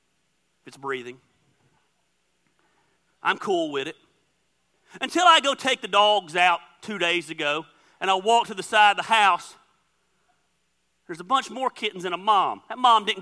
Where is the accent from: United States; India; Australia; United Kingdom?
United States; Dacula, Georgia; moved away; I grew up in Decula my whole life